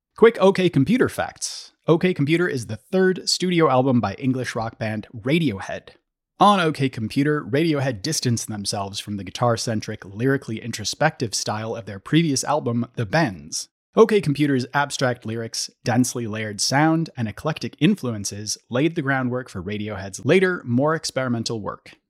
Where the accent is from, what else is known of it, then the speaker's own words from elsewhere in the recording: St. Paul, Minnesota, United States; I grew up in St. Paul and I used to work at First Avenue